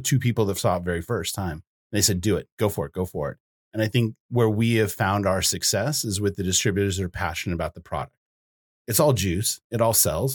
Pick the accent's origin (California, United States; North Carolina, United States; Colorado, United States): Colorado, United States; Boulder; now in Bozeman, United States; I grew up in Boulder, Colorado